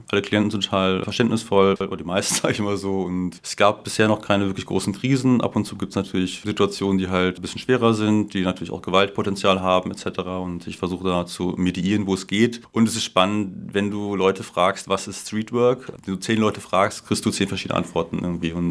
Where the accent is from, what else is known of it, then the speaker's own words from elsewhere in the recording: Lower Saxony, Germany; moved away as an adult; also born or lived in Vienna, Austria; Ja, ich bin im Landkreis Schaumburg aufgewachsen, so in Bankirchen in der Nähe. Und ich habe im Mai diesen Jahres gespürt, dass ich nach 15 Jahren Wien zurückgehen möchte, irgendwie so die Heimat so.